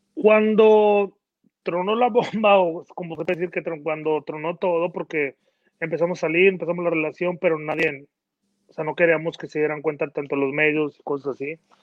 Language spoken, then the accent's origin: Spanish; Mexico; moved away; yo que nací en México